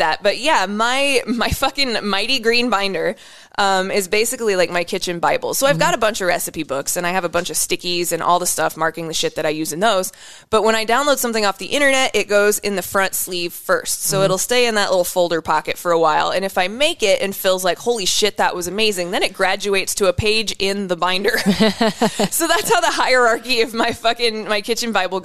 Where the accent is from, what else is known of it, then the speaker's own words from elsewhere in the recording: Western Iowa, United States; I'm from Iowa.